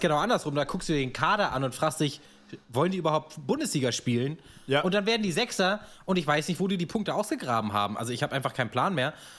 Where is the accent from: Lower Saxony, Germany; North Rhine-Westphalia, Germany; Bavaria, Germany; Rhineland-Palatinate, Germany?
Lower Saxony, Germany; Braunschweig; ich komme ja aus Dibbelsdorf, liegt ja zwischen Braunschweig und Wolfsburg